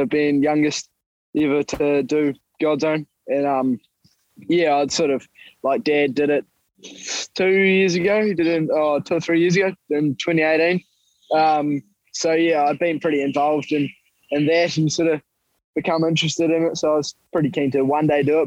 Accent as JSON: {"language": "English", "town": "Lumsden", "region": "Southland", "country": "New Zealand", "said": "I'm from Lumsden, which is just in northern Southland."}